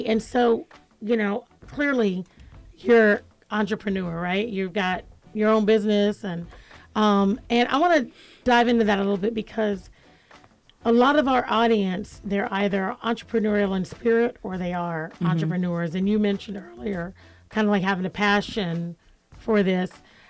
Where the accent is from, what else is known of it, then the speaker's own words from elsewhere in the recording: United States; I'm an American